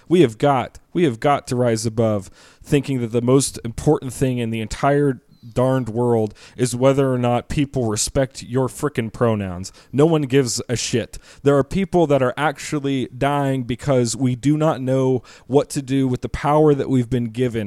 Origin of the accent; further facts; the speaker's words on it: United States; as an American